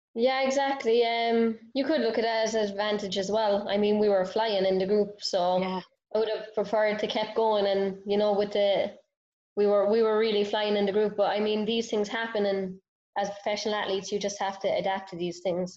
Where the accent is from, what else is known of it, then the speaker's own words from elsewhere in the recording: Cork, Munster, Ireland; moved away as an adult; now in Raleigh, United States; I grew up in Cork, small town